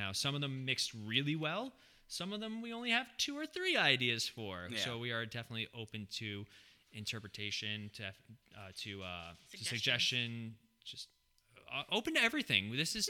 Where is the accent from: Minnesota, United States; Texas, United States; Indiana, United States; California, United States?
California, United States; born there; You know, I was born in California, as Ronnie viciously said.